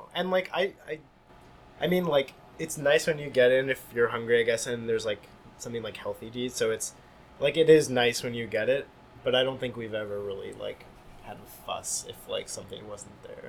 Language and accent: English; Hillsdale, New Jersey, United States; now in Montreal, Canada; I grew up in New Jersey